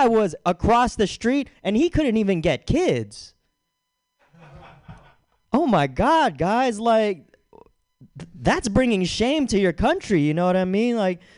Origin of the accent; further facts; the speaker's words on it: Philippines; I'm Filipino.